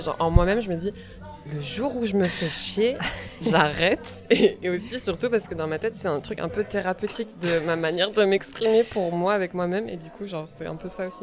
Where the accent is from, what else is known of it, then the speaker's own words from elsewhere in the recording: Morocco; now in Brussels, Belgium; je suis marocaine